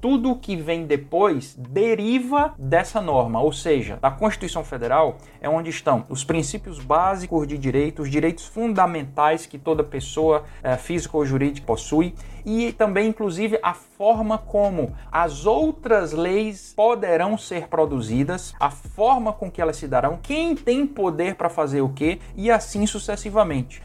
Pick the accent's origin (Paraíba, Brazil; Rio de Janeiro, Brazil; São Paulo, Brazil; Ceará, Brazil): Ceará, Brazil; Fortaleza; Eu sou, sou nascido e, e criado aqui em Fortaleza